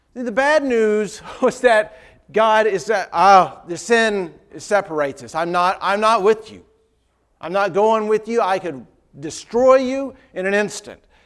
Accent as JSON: {"language": "English", "town": "Dayton", "region": "Ohio", "country": "United States", "tie": "born or raised there", "said": "the preacher I grew up with in Dayton"}